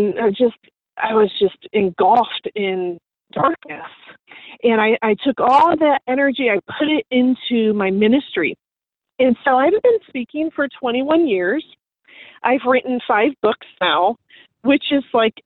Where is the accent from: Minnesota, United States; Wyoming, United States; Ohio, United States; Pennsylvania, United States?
Ohio, United States; moved away as an adult; now in Clearwater, United States; I was born and raised in Ohio